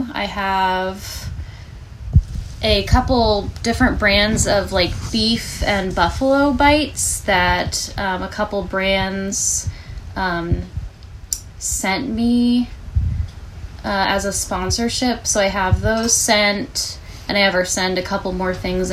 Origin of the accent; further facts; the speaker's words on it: Front Royal, Virginia, United States; I'm from Front Royal, Virginia